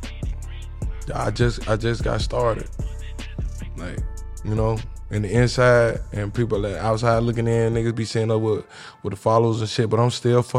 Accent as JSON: {"language": "English", "region": "Alabama", "country": "United States", "moved": "yes", "lives_now": "Atlanta, United States", "said": "I'm from Alabama and I moved out here"}